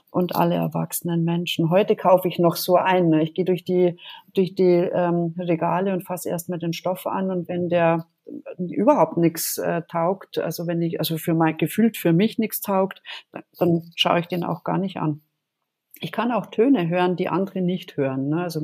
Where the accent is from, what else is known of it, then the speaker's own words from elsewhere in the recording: Munich, Bavaria, Germany; Ich bin in München aufgewachsen